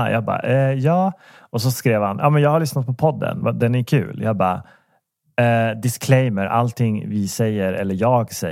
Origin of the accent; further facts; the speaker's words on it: Danderyd, Stockholm County, Sweden; born there; Nej, jag är, jag är född på Danderyd.